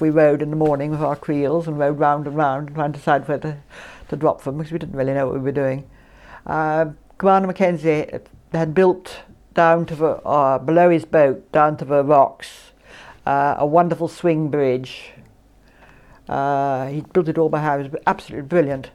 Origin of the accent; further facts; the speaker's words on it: Isle of Mull, Scotland, United Kingdom; also born or lived in Aberdeen / Italy; I'm more or less born on the island